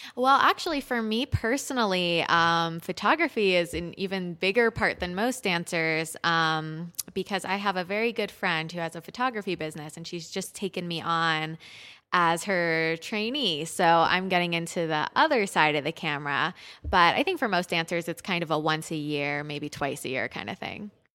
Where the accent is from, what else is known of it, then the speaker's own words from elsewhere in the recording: Pittsburgh, Pennsylvania, United States; moved away as an adult; also born or lived in Israel / Sarasota; now in Boulder, United States; I grew up in Pittsburgh at Pittsburgh Youth Ballet